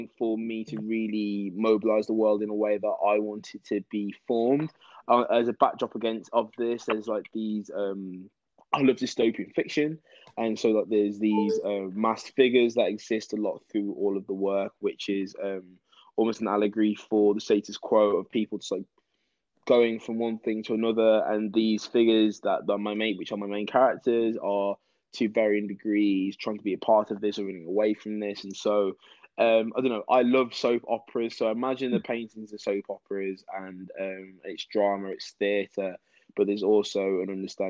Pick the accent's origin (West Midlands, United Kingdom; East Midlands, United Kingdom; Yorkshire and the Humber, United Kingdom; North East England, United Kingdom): West Midlands, United Kingdom; Wolverhampton; moved away as an adult; now in London, United Kingdom; I'm originally from Wolverhampton, the Birmingham area.